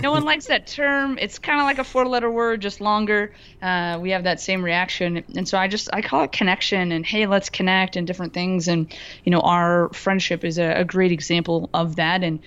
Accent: Florida, United States; now in Madison, United States; I live in Madison, Wisconsin now, but I am from Florida originally

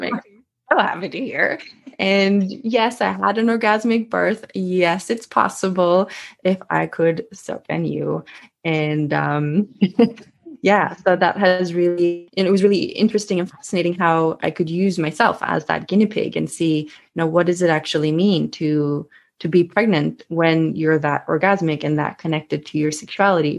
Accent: Sweden; accent: Swedish; English is a second language; I am Swedish, so you might hear a little bit of an accent coming through every now and then.

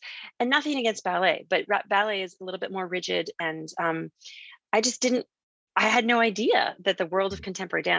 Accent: Canada; moved away as an adult; also born or lived in New York City, United States / Philadelphia, United States; growing up in Canada

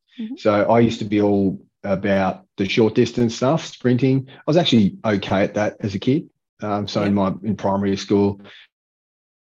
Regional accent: Hobart, Tasmania, Australia; I grew up in Hobart

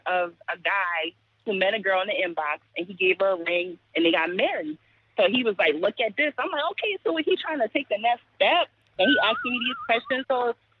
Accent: Charleston, South Carolina, United States; I'm from Charleston. I'm from Charleston.

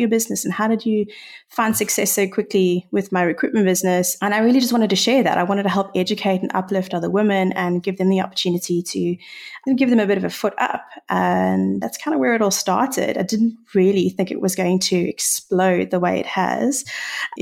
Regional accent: South Africa; accent: South African; being a South African, I don't know if that's quite obvious by my accent, but being here in South Africa

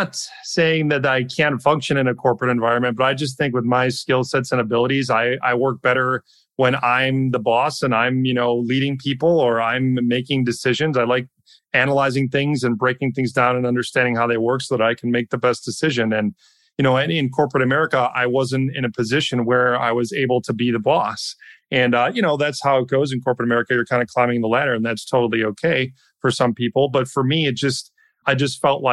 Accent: Wisconsin, United States; I grew up in Wisconsin

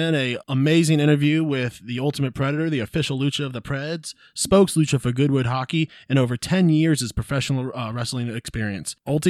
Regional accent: Maryland, United States; now in Nashville, United States; my home state of Maryland.

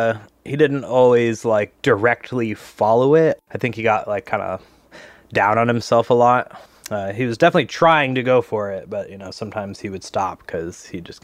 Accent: Seattle, Washington, United States; I'm from Seattle, Washington.

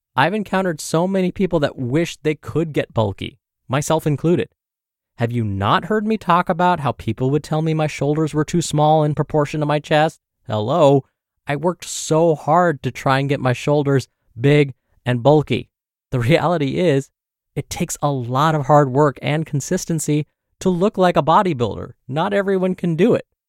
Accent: Michigan, United States; Growing up in Michigan, my house was positioned above a convenience store

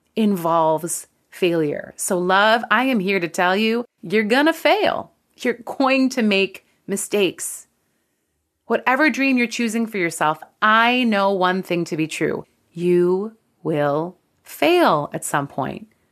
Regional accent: Canada; I'm Canadian

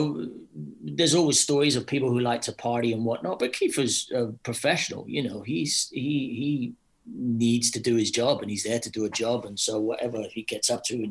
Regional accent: Scotland, United Kingdom; I'm Scottish

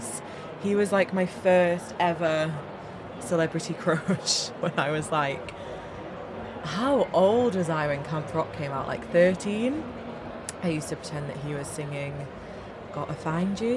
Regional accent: Bury, North West England, United Kingdom; I am from Bury in Manchester.

